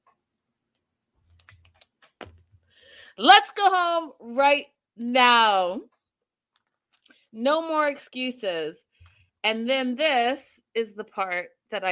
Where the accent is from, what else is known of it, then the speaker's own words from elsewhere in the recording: Vancouver, British Columbia, Canada; yes, I am from Vancouver.